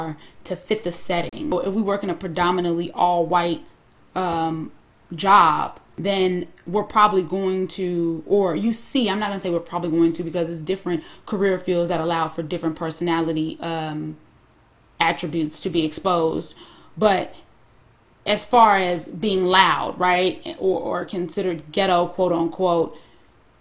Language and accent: English; Harvey, Illinois, United States; I'm from the hood. I'm from Harvey, Illinois